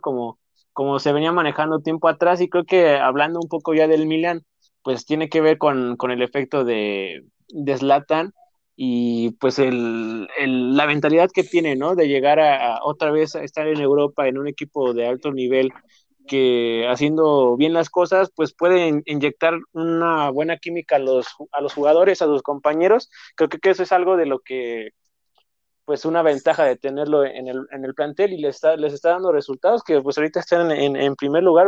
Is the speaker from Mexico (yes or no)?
yes; Mexico; nosotros como mexicanos